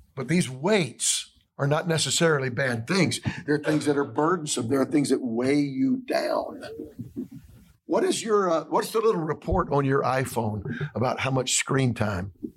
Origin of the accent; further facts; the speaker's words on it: Atlanta, Georgia, United States; moved away as an adult; I'm from Atlanta, Georgia, Atlanta, Georgia area